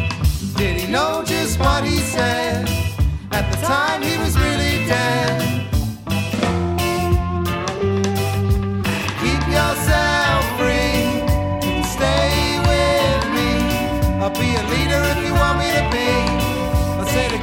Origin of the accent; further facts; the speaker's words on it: Egham, South East England, United Kingdom; moved away; I'm from Egham in Surrey.